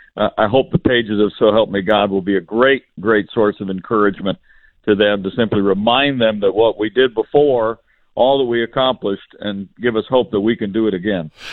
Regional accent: Indiana, United States; my home state of Indiana

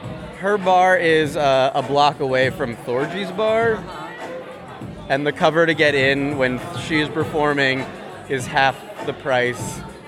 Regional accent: New York City, New York, United States; I'm from New York City.

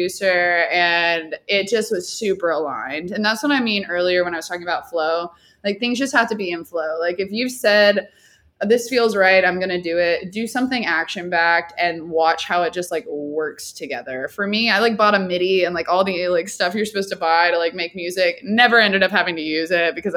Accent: Dallas, Texas, United States; I'm from Dallas

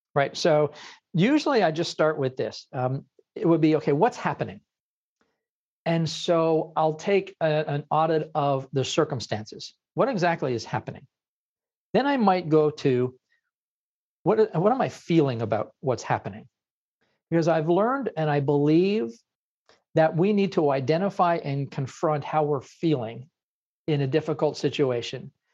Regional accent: Ottawa, Ontario, Canada; I'm from Canada

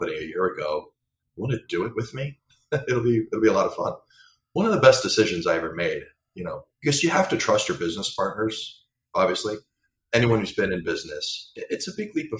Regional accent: Bucks County, Pennsylvania, United States; born and raised in Bucks County, Pennsylvania

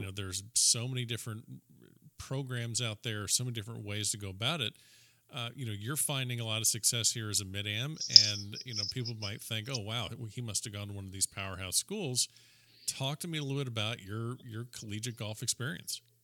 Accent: South Florida, United States; I'm a South Floridian

